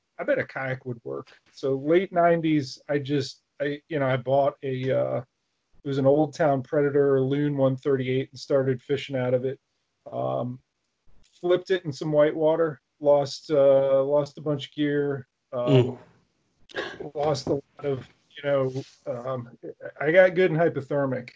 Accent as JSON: {"language": "English", "town": "Rockville", "region": "Maryland", "country": "United States", "tie": "born or raised there", "said": "I grew up in Rockville, Maryland"}